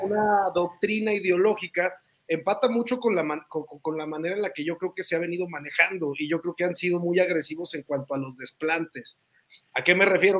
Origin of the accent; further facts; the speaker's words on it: northern Mexico, Mexico; Uno es un norteño